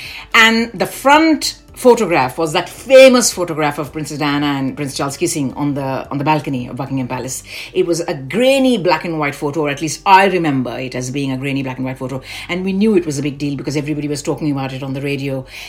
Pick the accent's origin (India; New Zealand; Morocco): India; Delhi; also born or lived in Kolkata / Indore / Bhopal / Kanpur; of my growing up years was in Delhi because dad was posted in Delhi for the longest time. But then I was born in Calcutta, then I came over to Delhi.